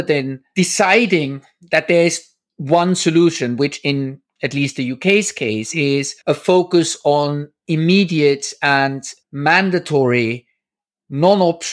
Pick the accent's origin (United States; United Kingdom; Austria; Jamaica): Austria; moved away; I'm originally from Austria